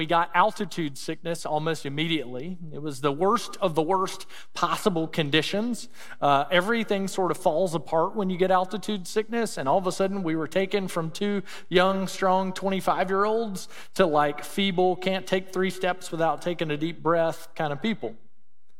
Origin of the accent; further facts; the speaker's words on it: Mississippi, United States; moved away as an adult; Growing up in Mississippi, you know, probably the most impoverished state in our nation